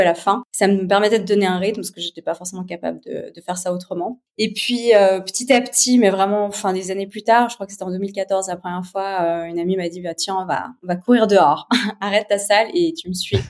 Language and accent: French; Geneva, Switzerland; je suis née à Genève, j'ai 36 ans.